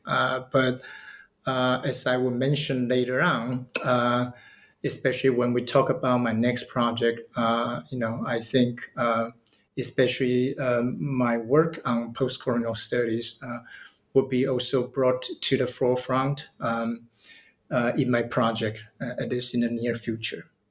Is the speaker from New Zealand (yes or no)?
no; Taiwan; moved away as an adult; now in Tokyo, Japan; I'm from Taiwan